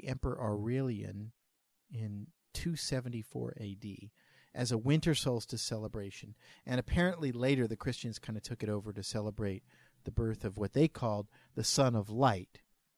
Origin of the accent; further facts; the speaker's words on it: New Orleans, Louisiana, United States; we're from New Orleans